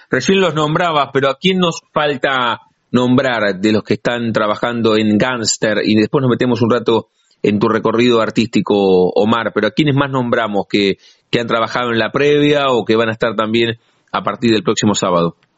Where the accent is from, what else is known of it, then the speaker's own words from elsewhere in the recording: La Plata, Buenos Aires Province, Argentina; los que somos de La Plata